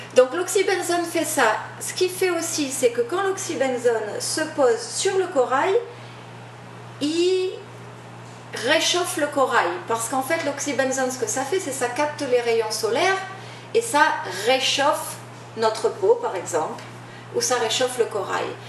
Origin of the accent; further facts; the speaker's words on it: New Caledonia; moved away as an adult; also born or lived in France / Los Angeles, United States; now in Maui, United States; Je suis originaire, je suis originaire de Nouvelle-Calédonie